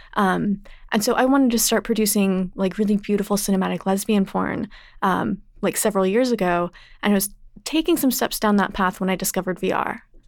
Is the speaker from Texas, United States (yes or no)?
yes; Texas, United States; I grew up in Texas.